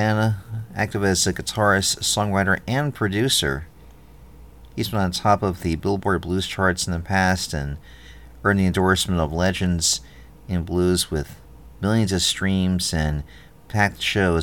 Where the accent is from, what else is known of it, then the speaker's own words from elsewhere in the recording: New York, United States; now in Philadelphia, United States; I'm from New York, but I live in Britannia